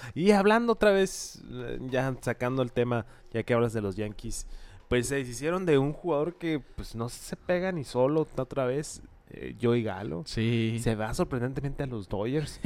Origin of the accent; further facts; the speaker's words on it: Hermosillo, Sonora, Mexico; Soy de Hermosillo